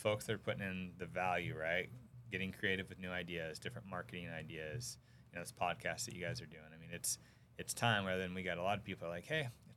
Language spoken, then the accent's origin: English; Sacramento, California, United States; I actually grew up in Sacramento, so you can guess the team that was my hometown team